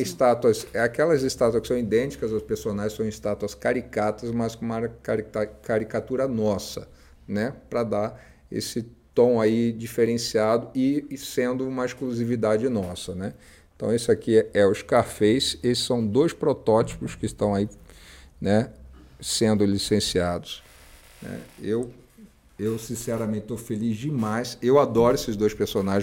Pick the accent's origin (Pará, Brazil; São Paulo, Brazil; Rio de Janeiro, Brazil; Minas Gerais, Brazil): Rio de Janeiro, Brazil; eu sou carioca